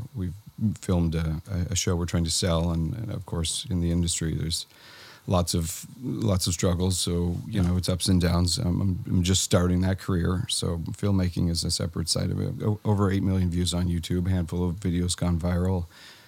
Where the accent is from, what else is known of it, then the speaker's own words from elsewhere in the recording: Hamilton, Ontario, Canada; I am Hamilton, Ontario, born and raised.